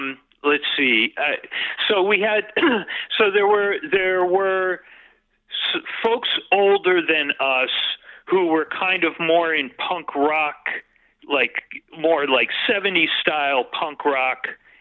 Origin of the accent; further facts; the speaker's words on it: Newport, Rhode Island, United States; born and raised in Newport, and this is where I grew up